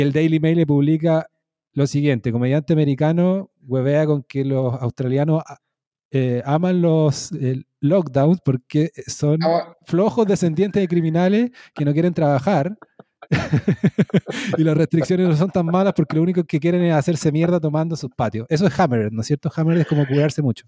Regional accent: Chile; moved away as an adult; me hago autobullying como parte de Chile

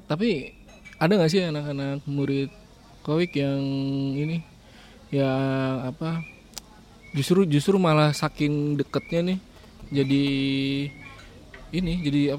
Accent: Jakarta, Indonesia; sebagai orang Jakarta

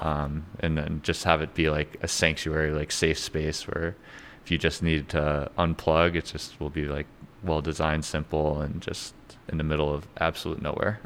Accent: Connecticut, United States; moved away; I'm from Connecticut

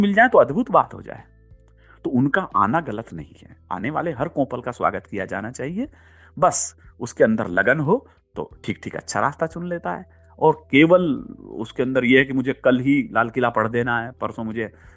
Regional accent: Rajasthan, India; मैं राजस्थान से हूँ

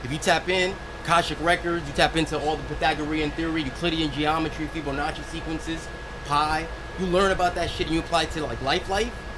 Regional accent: New York City, New York, United States; I'm not from Queens, I'm from Washington Heights

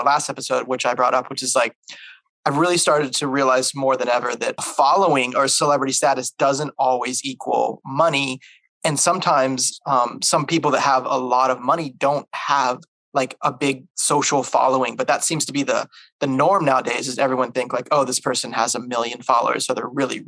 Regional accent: the South, United States; I'm from the South.

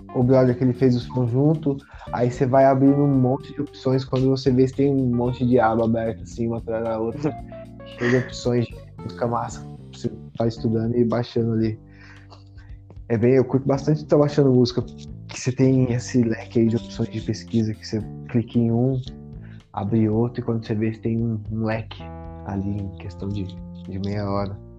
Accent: Guaratinguetá, São Paulo, Brazil; now in Santa Catarina, Brazil; natural aí de Guaratinguetá, São Paulo

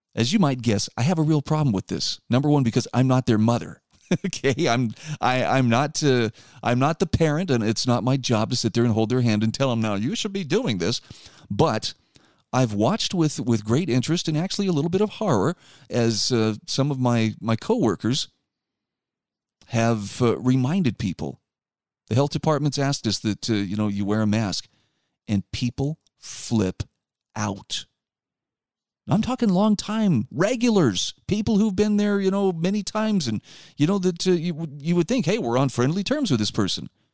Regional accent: Utah, United States; my home state of Utah

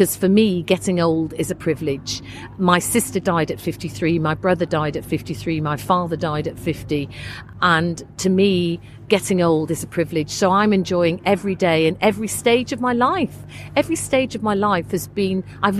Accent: Leeds, Yorkshire and the Humber, United Kingdom; moved away; I'm originally from Leeds

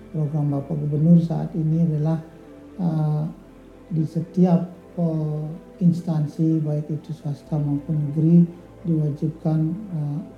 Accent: Bali, Indonesia; Sementara kita orang Bali

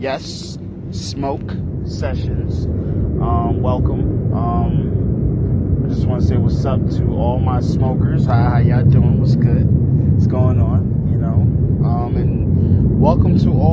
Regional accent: New York, United States; New York native

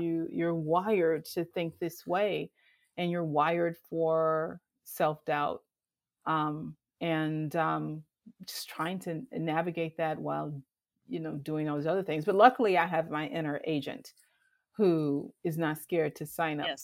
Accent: Detroit, Michigan, United States; moved away as an adult; now in Chicago, United States; I'm from Detroit, and I grew up in Detroit in the '70s and '80s

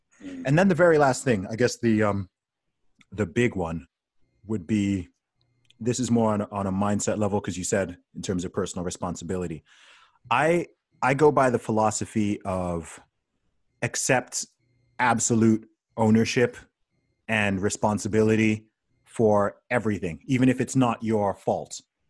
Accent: Saudi Arabia; since I was a kid, you know, growing up in Saudi Arabia, I was surrounded by all kinds of different people

